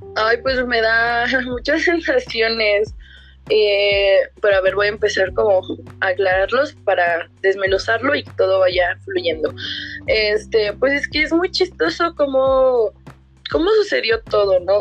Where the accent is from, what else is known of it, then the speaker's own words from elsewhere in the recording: Mexico; todo lo que nos llena como mexicanos